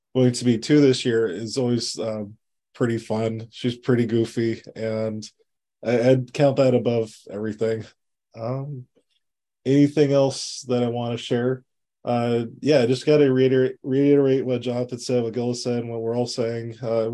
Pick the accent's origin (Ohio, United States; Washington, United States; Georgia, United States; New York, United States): Washington, United States; Kirkland; I've been fortunate enough to be a Kirkland resident since I was born in Evergreen Hospital